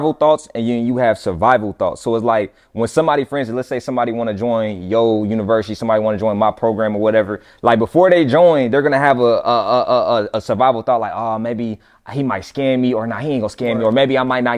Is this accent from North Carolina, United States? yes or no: yes; Fayetteville, North Carolina, United States; moved away as an adult; I went back to my hometown, Fayetteville, North Carolina, same place that … from. That's where I'm from